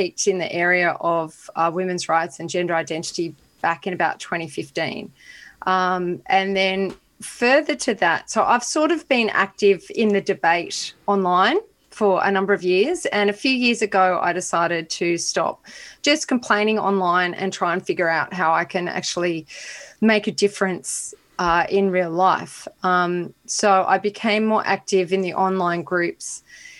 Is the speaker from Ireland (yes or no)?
no; Australia; being Australian for a European person of European descent, I'm as Australian as you can be